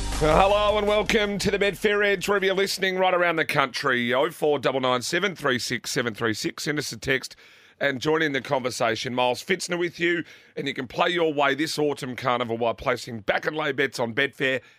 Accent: South Australia, Australia; We're South Australian.

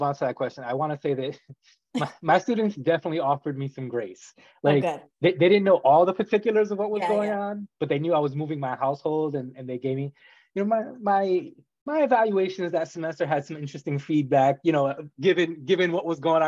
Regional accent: Rhode Island, United States; moved away as an adult; I'm originally from Rhode Island and I've been gone for 15 years

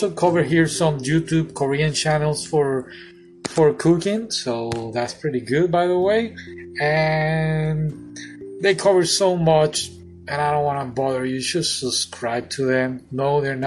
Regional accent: Puerto Rico; now in Florida, United States; I'm from Puerto Rico, the Caribbean, but I live in Florida right now.

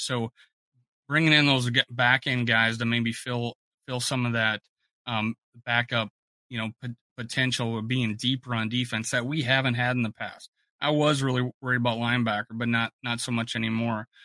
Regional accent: South Dakota, United States; also born or lived in Fort Myers, Florida; now in South Florida, United States; I'm originally from South Dakota, but I've lived in the South for since like '98. I uh, I live in South Florida

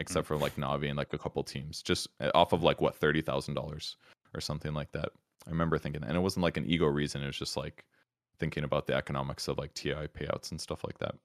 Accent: Wisconsin, United States; I grew up in Wisconsin, which is a state in the Midwest.

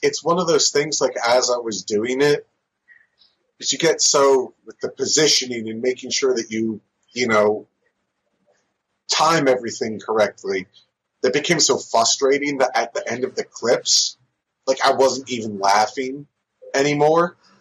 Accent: New Jersey, United States; born or raised there; also born or lived in San Diego, California

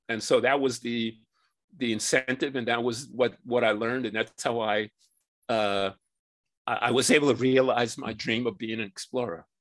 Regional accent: New York City, New York, United States; I grew up in New York City where I still live.

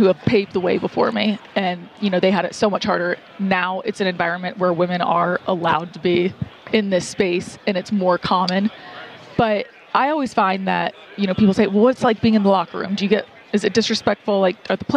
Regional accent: Atlanta, Georgia, United States; so I grew up in Atlanta, which is like SEC country

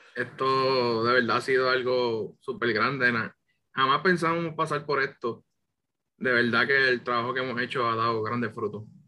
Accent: Puerto Rico; yo vengo del pueblo de Bonito, aquí me crié

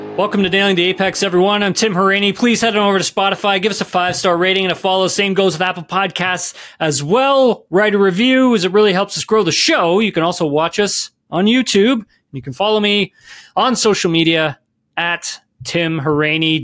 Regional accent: Keene, Ontario, Canada; I'm from Keene, Ontario

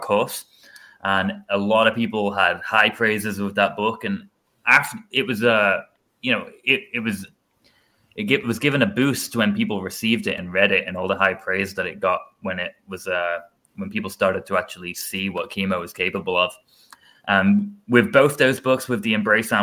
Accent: England, United Kingdom; moved away; I'm not American. I'm not yet, at least. I'm English.

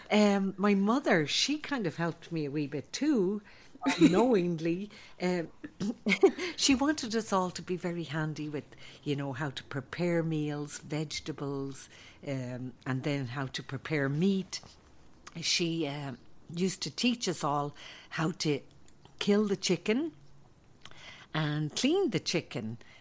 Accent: Dublin, Leinster, Ireland; moved away; growing up in Ireland was a great uh, place to grow up

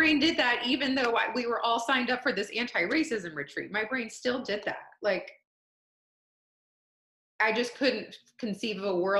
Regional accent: Atlanta, Georgia, United States; And I spent my whole life in the South. I grew up in Atlanta since I was 2 months old, but I was raised by Canadians, so I don't have a strong accent.

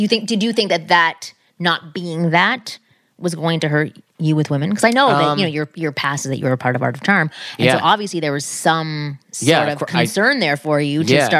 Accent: Canada; I'm Canadian, so I didn't.

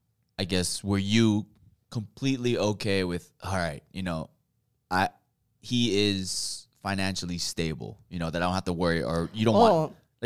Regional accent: Hawaii, United States; But I also think because we come from Hawaii

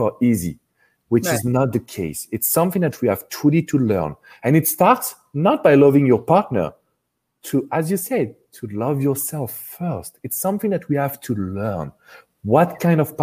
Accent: France; accent: strong French; English is a second language; the French relationship expert, because of course you have recognized my strong accent

